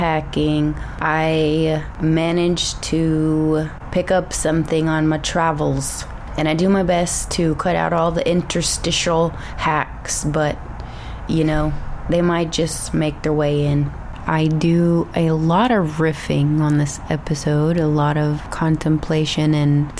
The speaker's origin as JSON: {"language": "English", "region": "Texas", "country": "United States", "tie": "born or raised there", "also_born_or_lived": "Houston suburbs", "accent": "Texas", "moved": "as an adult", "lives_now": "Los Angeles, United States", "said": "my Texas accent is slowly coming on back"}